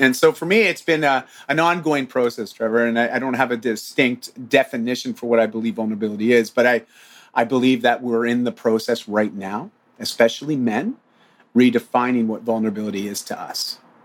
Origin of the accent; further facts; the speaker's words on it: Ontario, Canada; I'm from Ontario.